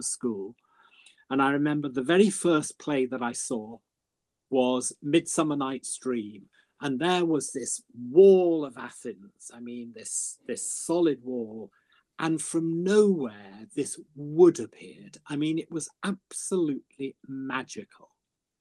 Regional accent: Birmingham, West Midlands, United Kingdom; I'm originally from Birmingham

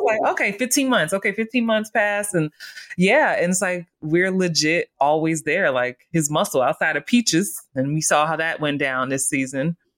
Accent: New York City, New York, United States; growing up in the Bronx

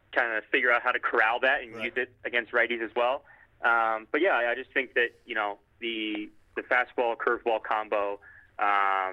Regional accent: Detroit, Michigan, United States; Growing up in kind of Metro Detroit

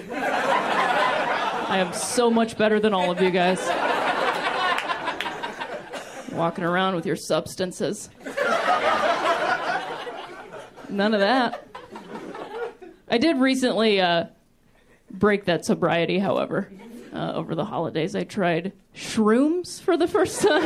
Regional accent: Ohio, United States; I grew up in Ohio, which I like to call the thinking man's Indiana

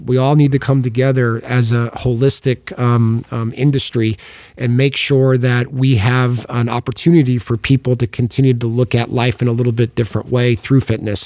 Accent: Oregon, United States; I grew up in Oregon

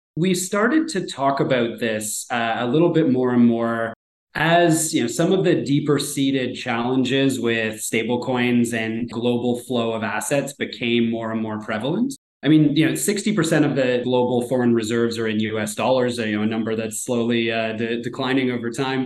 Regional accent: Canada; me as a Canadian

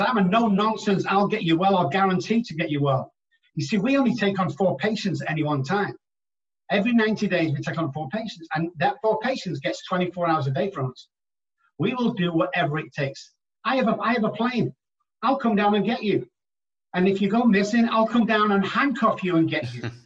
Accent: England, United Kingdom; moved away as an adult; now in United States; my accent gets me a long way over here, where I'm just a normal guy back in England

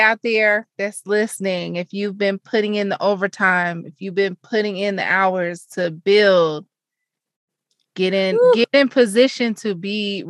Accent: Arkansas, United States; I mean, I'm from Arkansas. There's a few people who are still there that they linked up and went to dinner

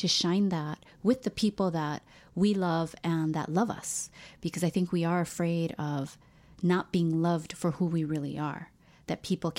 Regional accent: Hawaii, United States; And I think, too, like when you're born and raised in Hawaii, you don't realize you're Asian.

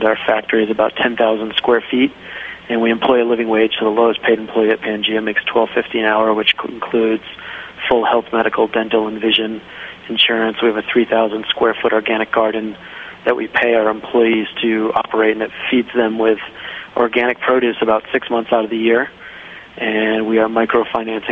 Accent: Rhode Island, United States; moved away as an adult; also born or lived in Jackson Hole, Wyoming / Nicaragua / Costa Rica; I grew up in Rhode Island, and when I was 18, I left Rhode Island

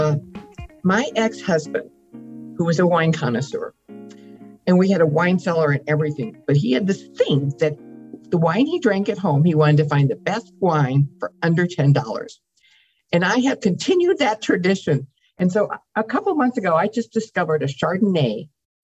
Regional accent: Midwest, United States; I grew up in the Midwest with a very wealthy family

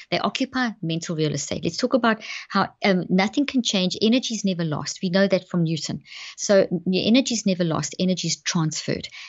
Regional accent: South Africa; moved away as an adult; also born or lived in Zimbabwe; now in Dallas, United States; I was born in Zimbabwe and grew up in South Africa, and we've been in the States now for twelve years

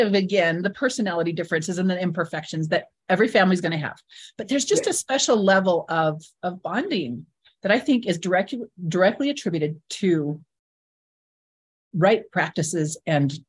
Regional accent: Southern Utah, United States; We're from Southern Utah.

